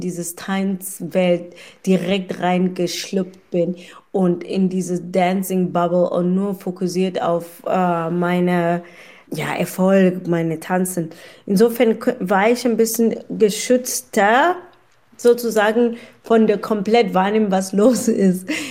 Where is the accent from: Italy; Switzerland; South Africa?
South Africa; German is a second language; moved away as an adult; now in Kelkheim, Germany; ich bin in Südafrika geboren.